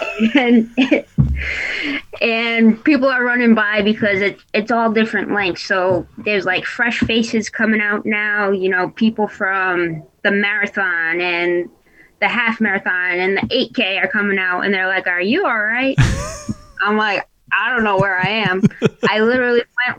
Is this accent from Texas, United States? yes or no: no; Rhode Island, United States; coming from Rhode Island and like growing up in Rhode Island, it's super flat